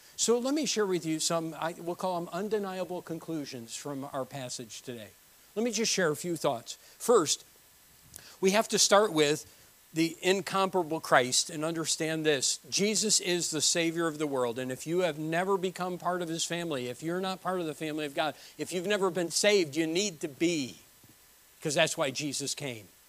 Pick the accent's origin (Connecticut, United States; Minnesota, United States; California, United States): Connecticut, United States; New Britain; moved away; I was born in New Britain, Connecticut.